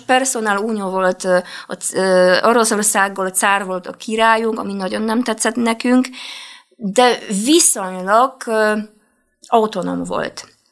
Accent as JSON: {"language": "Hungarian", "town": "Poznań", "region": "Greater Poland", "country": "Poland", "second_language": "Hungarian", "moved": "as an adult", "lives_now": "Budapest, Hungary", "said": "Poznányban volt egy felkelés, ahonnan én származom"}